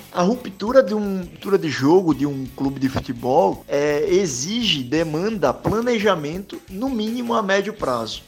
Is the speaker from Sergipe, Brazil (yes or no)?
yes; Aracaju, Sergipe, Brazil; sou natural de Aracaju, Sergipe